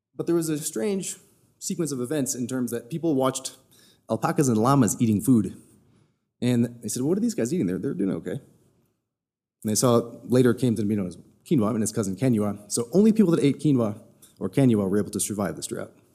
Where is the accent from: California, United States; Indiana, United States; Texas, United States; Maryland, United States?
Texas, United States; moved away; I'm also originally from Texas.